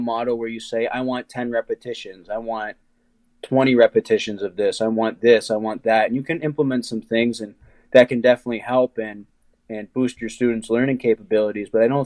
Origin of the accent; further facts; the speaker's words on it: Ohio, United States; I'm from Ohio, and I mean, wrestling's huge here